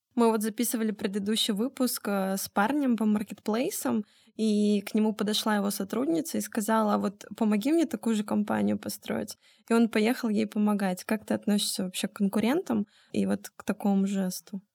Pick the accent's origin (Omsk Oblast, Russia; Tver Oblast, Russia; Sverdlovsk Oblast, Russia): Omsk Oblast, Russia; Omsk; моя малая родина, город Омск